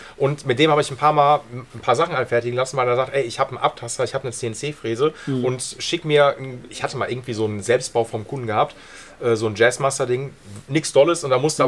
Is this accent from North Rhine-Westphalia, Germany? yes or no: yes; Essen, North Rhine-Westphalia, Germany; ich bin auch Essener